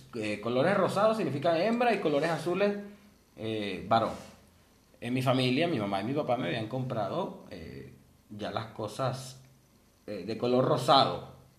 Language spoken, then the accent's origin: Spanish; Venezuela; moved away; nosotros venimos de Venezuela